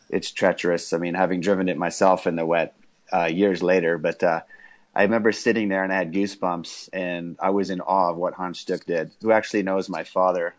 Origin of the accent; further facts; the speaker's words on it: South Africa; I was born in South Africa and grew up in a racing family there while my dad was racing